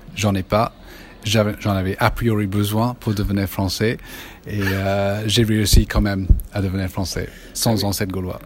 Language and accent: French; England, United Kingdom; moved away as an adult; now in France; mon pays d'origine.